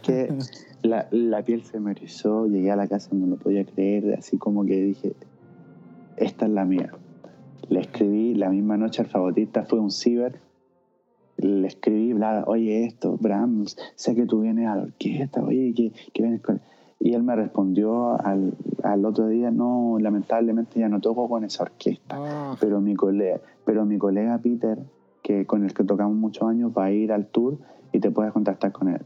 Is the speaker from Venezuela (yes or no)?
no; Chile; moved away as an adult; now in Vienna, Austria